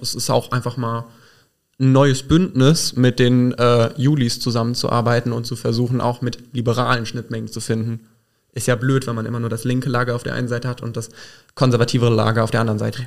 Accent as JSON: {"language": "German", "town": "Burgschwalbach", "region": "Rhineland-Palatinate", "country": "Germany"}